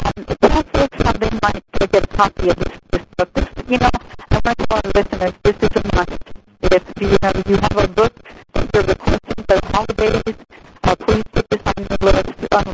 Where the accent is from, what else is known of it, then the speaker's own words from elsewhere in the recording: New Jersey, United States; Well, welcome from New Jersey. That's my home state.